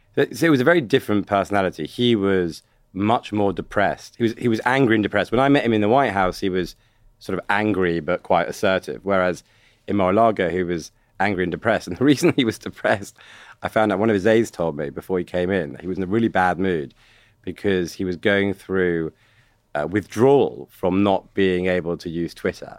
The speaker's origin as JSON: {"language": "English", "country": "United Kingdom", "accent": "British", "said": "I'm a British guy, foreign"}